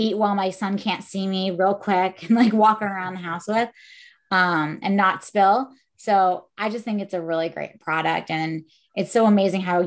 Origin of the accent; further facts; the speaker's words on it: Bridgeport, Connecticut, United States; I'm actually from Bridgeport, Connecticut